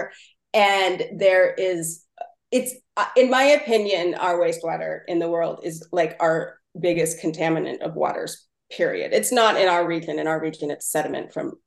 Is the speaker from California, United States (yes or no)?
yes; Mendocino County, California, United States; I'm from the coast of Mendocino County, Point Arena and Mendocino and stuff